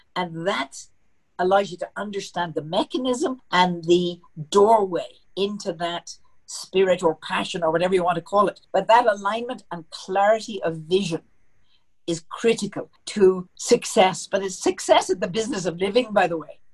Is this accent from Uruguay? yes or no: no; Belfast, Northern Ireland, United Kingdom; moved away as an adult; now in Denver, United States; I'm from Belfast, and um, that's in Ireland.